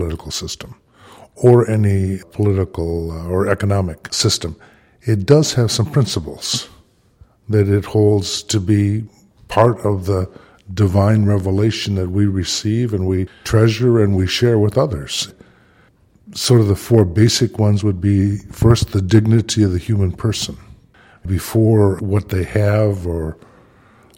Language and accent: English; Detroit, Michigan, United States; moved away; My hometown is Detroit, Michigan